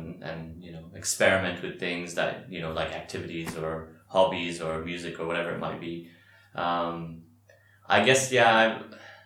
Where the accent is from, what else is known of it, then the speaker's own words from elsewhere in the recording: Dubai, United Arab Emirates; also born or lived in Qatar; now in Bahrain; I was raised in Dubai